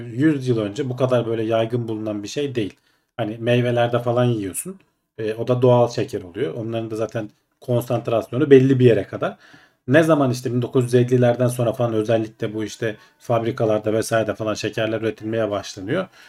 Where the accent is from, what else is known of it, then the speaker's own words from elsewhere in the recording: Ankara, Turkey; Ben Ankaralıyım. Dedem Ankara'da işte.